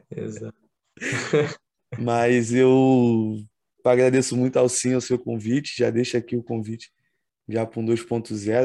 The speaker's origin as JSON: {"language": "Portuguese", "country": "Brazil", "said": "como brasileiro"}